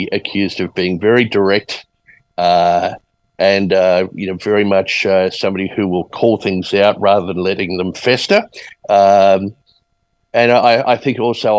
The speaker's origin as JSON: {"language": "English", "country": "Australia", "tie": "born or raised there", "also_born_or_lived": "Edmonton, Alberta, Canada / California, United States / Sydney, Australia / Brisbane, Australia", "moved": "yes", "lives_now": "Queenstown, New Zealand", "said": "Lived in Australia since I was four. So high school, primary school in Sydney, high school in Brisbane"}